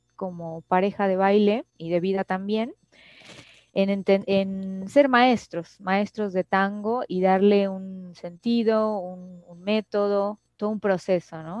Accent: Mexico; desde mi perspectiva como mexicana

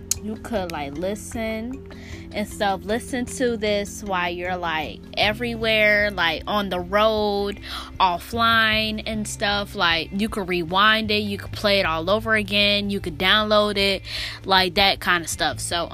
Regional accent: Pennsylvania, United States; now in Florida, United States; I'm in Florida right now, even though I'm coming from up north Pennsylvania, lol. I'm coming from Pennsylvania up north. So actually I'm in down south Florida.

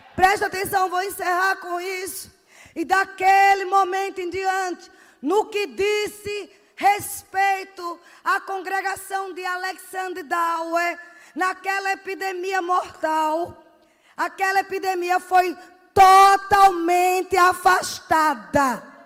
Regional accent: Northeast Region, Brazil; Sou nordestina mesmo

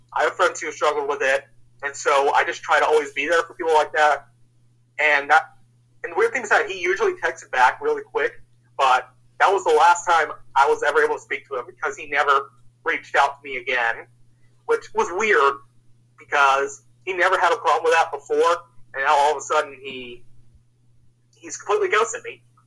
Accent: Northern Kentucky, United States; also born or lived in Cincinnati, Ohio / Indiana; I was born in Cincinnati, Ohio, and I moved just south of there when I was about three. So I've kind of grown up in the Northern Kentucky, Indiana area since I was like five.

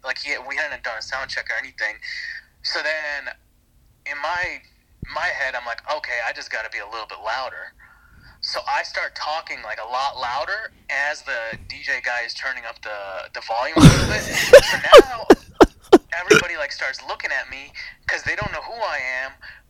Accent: India; If you haven't listened to the episode, I'm Indian, so that's something that's important to this story.

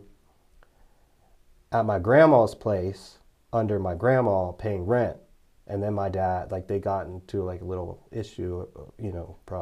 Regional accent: Cumberland, Maryland, United States; also born or lived in Lexington Park, Maryland; Cumberland, Maryland, back where I'm from

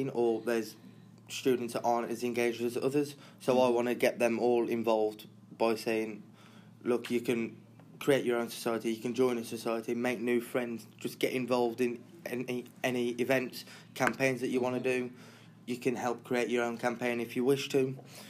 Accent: Wolverhampton, West Midlands, United Kingdom; I'm originally from Wolverhampton

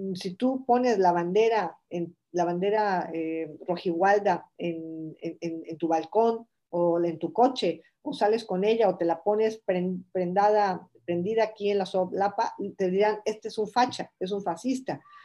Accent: Morelia, Michoacán, Mexico; moved away as an adult; also born or lived in Uruapan, Michoacán / Mexico City; now in Spain; yo nazco en Uruapan, pero luego me voy a vivir a Morelia y yo pues todos mis recuerdos de la niñez

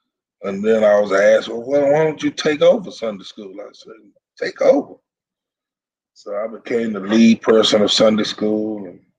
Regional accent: Fort Worth, Texas, United States; Well, I was born in Poly, Stop 6, Eastwood area in Fort Worth. Went to all the Dunbar schools. Dunbar 6, Dunbar 7, Dunbar 8, Dunbar 9, Dunbar 10. I went to all the schools in Fort Worth, Dunbar.

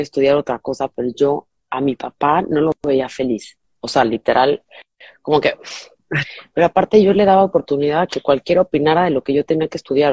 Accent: Mexico; now in Miami, United States; soy mexicana, vivo en Miami

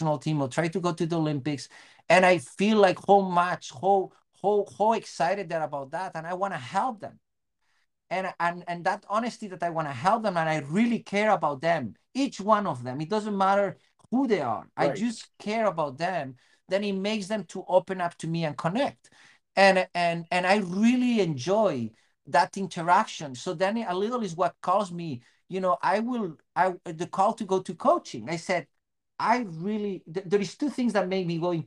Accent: Spain; English is a second language; moved away as an adult; also born or lived in Bellingham, United States; now in Seattle, United States; from Spain

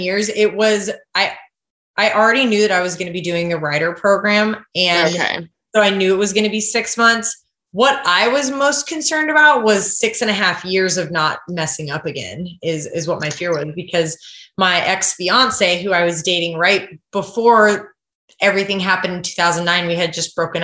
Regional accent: Kodiak, Alaska, United States; moved away as an adult; also born or lived in Idaho; I grew up on Kodiak Island there, and my parents still live there

